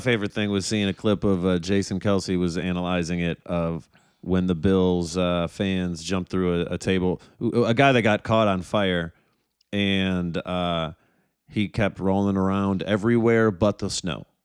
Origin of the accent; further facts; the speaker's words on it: Detroit, Michigan, United States; I was from Detroit